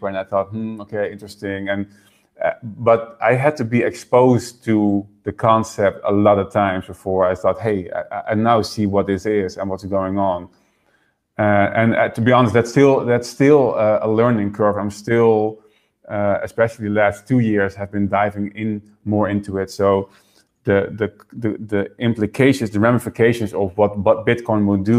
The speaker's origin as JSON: {"language": "English", "country": "Netherlands", "tie": "born or raised there", "also_born_or_lived": "Houston, Texas", "said": "I was born in the Netherlands, and then we moved to Houston, Texas, and I lived there a few years until my parents got divorced and I moved back to the Netherlands with my mom."}